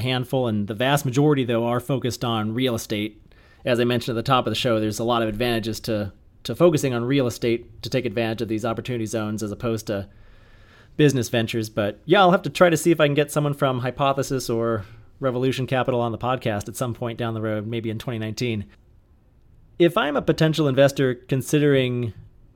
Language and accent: English; California, United States; moved away; I'm from California originally